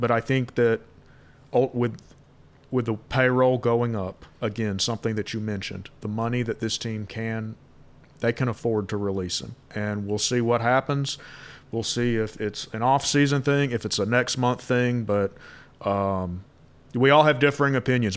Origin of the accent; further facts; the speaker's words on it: Valdosta, Georgia, United States; I'm from Valdosta, Georgia, obviously four hours south